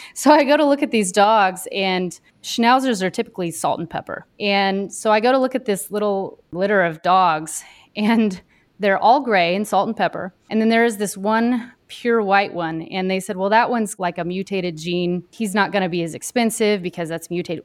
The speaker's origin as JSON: {"language": "English", "town": "Dodge City", "region": "Kansas", "country": "United States", "tie": "born or raised there", "moved": "yes", "lives_now": "Wisconsin, United States", "said": "I grew up in Kansas, um, right around Dodge City, Kansas. I grew up on a cattle ranch out there"}